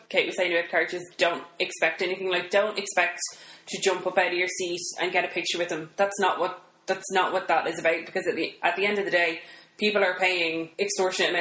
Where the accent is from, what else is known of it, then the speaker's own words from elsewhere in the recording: Ireland; we're Irish